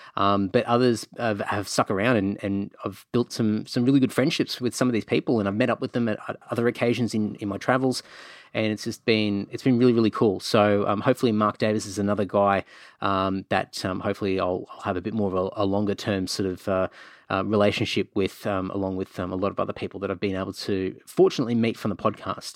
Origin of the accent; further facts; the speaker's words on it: Queensland, Australia; also born or lived in Cunnamulla / Emerald / Rockhampton / Brisbane; growing up in Queensland